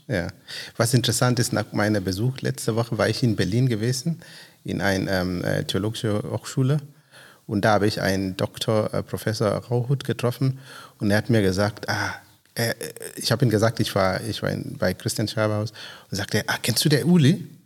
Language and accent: German; Kenya; now in Grünheide, Germany; ich komme aus Kenia.